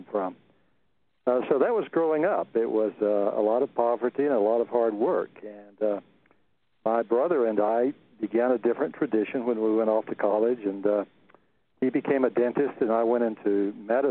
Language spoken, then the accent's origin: English; central Texas, United States; I grew up on a cotton farm in the middle of central Texas